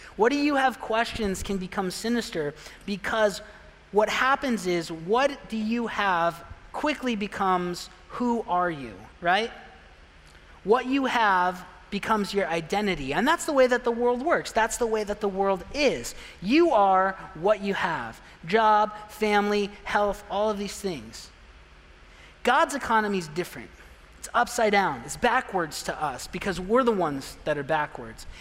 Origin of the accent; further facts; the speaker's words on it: Pine, Arizona, United States; moved away; I'm from a real small town. I'm from Pine, Arizona, and everyone knows, oh, I've been there, Pine Top. No, not Pine Top, Pine. It's not the same place. so small, you don't even know where it is. 3,000 people I grew up